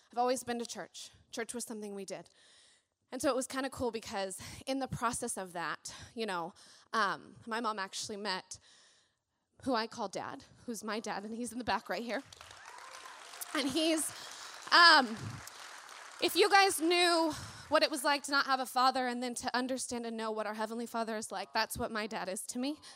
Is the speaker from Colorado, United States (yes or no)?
yes; Colorado Springs, Colorado, United States; born there; I was born in Colorado Springs, and um, I had kind of the unfortunate event of my biological father left when I was six, six and a half.